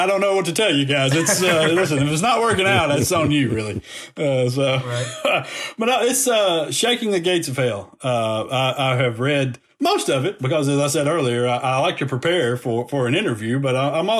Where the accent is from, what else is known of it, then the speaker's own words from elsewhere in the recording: Decatur, United States; I grew up in Decatur